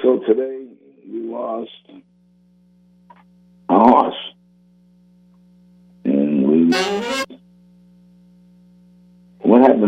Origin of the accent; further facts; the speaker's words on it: Revere, Massachusetts, United States; my hometown, Revere Beach, Massachusetts